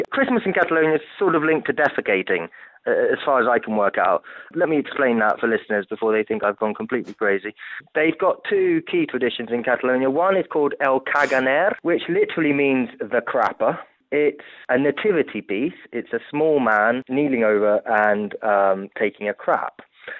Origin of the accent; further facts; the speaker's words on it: Italy; I grew up in Italy, and my parents, being British, you know, tried to tell me the best they could about Santa Claus.